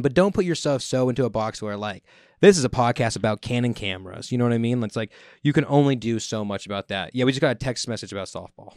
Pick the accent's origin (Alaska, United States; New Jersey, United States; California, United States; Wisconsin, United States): California, United States; Merced; growing up in the area of the Central Valley